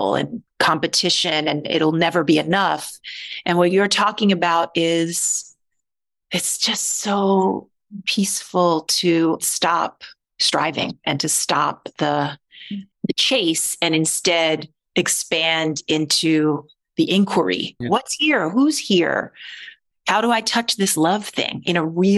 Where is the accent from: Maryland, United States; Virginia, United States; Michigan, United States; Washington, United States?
Maryland, United States; Baltimore; I was born in Baltimore